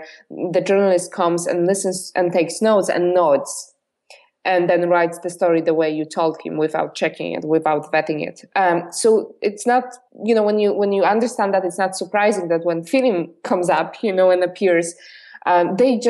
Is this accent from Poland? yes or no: yes; Poland; English is a second language; moved away as an adult; I've been born and raised in Poland. I only lived in Poland when I was 21